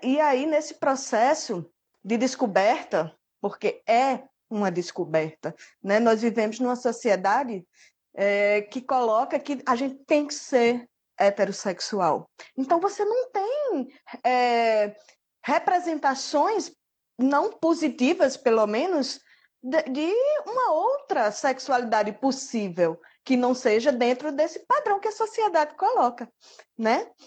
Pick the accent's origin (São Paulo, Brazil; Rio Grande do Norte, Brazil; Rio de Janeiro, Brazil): Rio Grande do Norte, Brazil; Mossoró; also born or lived in Ilhéus, Bahia; now in Macau, Brazil; Na verdade, eu nasci na Bahia. Eu sou baiana, de Ilhéus. Mas aí eu vim para cá com cinco anos de idade e sou filha adotiva de Mossoró